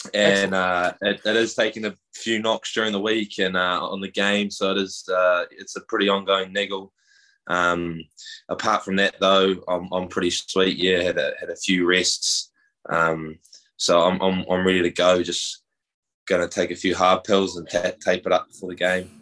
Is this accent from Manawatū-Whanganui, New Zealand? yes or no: no; Whakatane, Bay of Plenty, New Zealand; moved away as an adult; now in United States; we're, we're both from New Zealand. Um, grew up in the Bay of Plenty, a small town called Whakatane